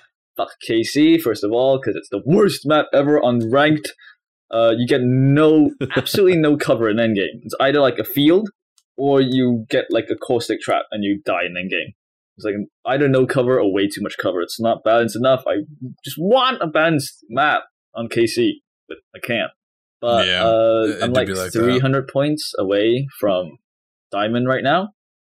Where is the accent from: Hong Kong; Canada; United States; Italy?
Hong Kong; But I'm from Hong Kong, all the way in China. I'm a student.